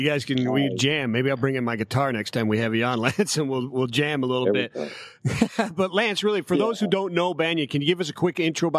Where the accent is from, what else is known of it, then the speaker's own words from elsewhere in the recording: Cleveland, Ohio, United States; moved away; also born or lived in Parkland, Florida; my hometown in beautiful Cleveland, Ohio.